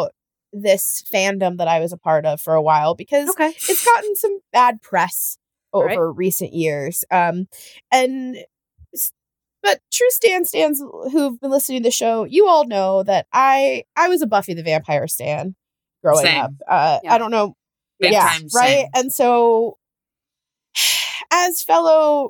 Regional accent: Edmond, Oklahoma, United States; growing up in Edmond, Oklahoma

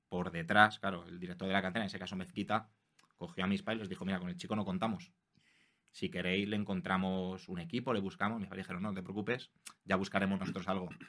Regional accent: Madrid, Community of Madrid, Spain; yo soy aquí de Madrid, de la ciudad de Los Ángeles, es una zona de Villaverde, ni entre Villaverde Bajo y Villaverde Alto, digamos.

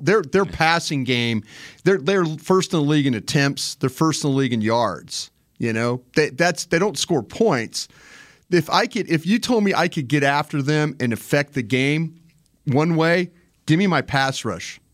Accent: Dallas, Texas, United States; I'm from Dallas

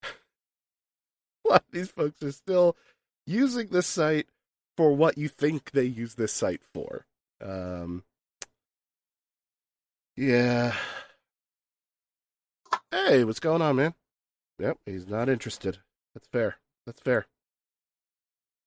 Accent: New Jersey, United States; from America, from New Jersey

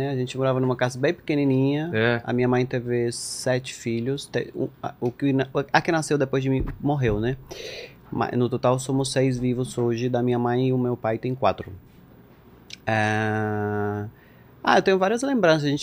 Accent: Minas, Lavalleja, Uruguay; also born or lived in José Ignacio; Eu, eu nasci cresci em Minas e morei, morei um pouquinho em José Inácio

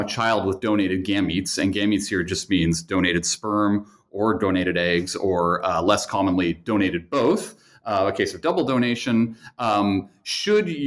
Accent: Kingston, Ontario, Canada; moved away as an adult; also born or lived in Montreal, Canada / Chicago, United States; now in Northfield, United States; I was born in Canada, in Kingston, Ontario, which is on the eastern edge of Lake Ontario

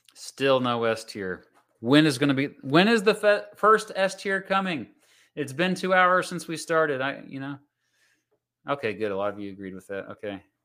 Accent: Kansas, United States; I'm from Kansas

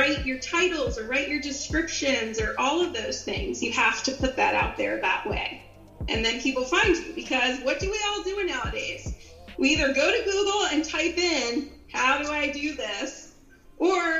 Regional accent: Philadelphia, Pennsylvania, United States; accent: Philly; I grew up in Philadelphia, and if you get me mad, I'll probably get my old Philly accent out

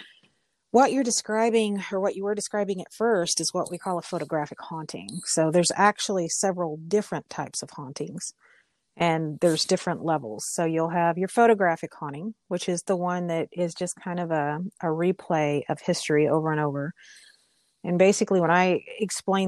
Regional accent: Mustang, Oklahoma, United States; we're both from Mustang, which is here in Canadian County

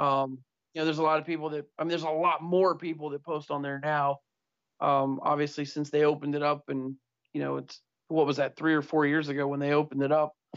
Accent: Youngstown, Ohio, United States; I grew up in Youngstown, about 45 minutes from Pittsburgh

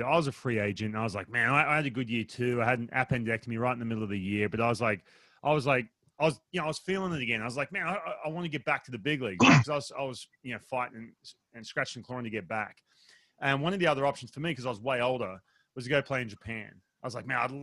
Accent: Australia; I'm from Australia.

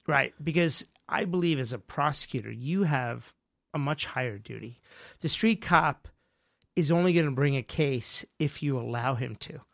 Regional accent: Mumbai, Maharashtra, India; moved away; also born or lived in New York; I was born in Bombay

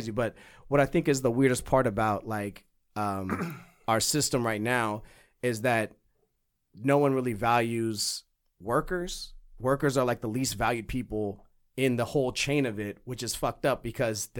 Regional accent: California, United States; moved away as an adult; also born or lived in Missouri; I was born in California

